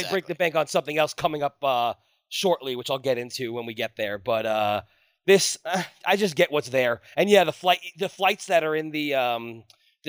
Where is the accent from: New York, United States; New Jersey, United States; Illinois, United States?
New York, United States; I'm from New York